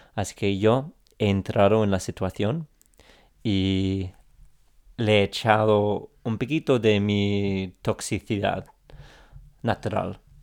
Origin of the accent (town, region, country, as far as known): England, United Kingdom; Spanish is a second language